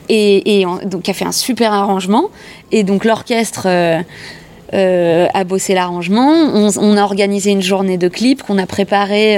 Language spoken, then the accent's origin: French; Montreuil, Île-de-France, France; also born or lived in Les Lilas; je suis née ici. Euh, enfin, je suis née au Lila, euh, mais ça reste le 93, ça reste l'Est parisien. et, euh, et puis j'ai grandi, j'ai fait vraiment maternelle, primaire